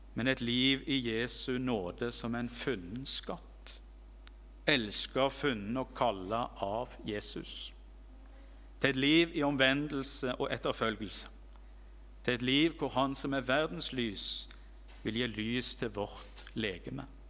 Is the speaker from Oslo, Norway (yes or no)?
no; Rogaland, Norway; hjemme i Rogaland